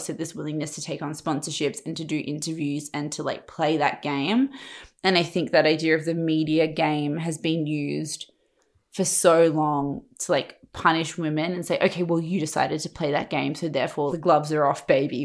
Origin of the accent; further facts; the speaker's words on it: Perth, Western Australia, Australia; moved away as an adult; also born or lived in Sydney; I'm from Perth